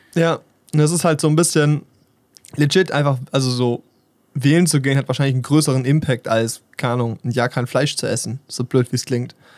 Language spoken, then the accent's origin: German; Germany; stolz bin, Deutscher zu sein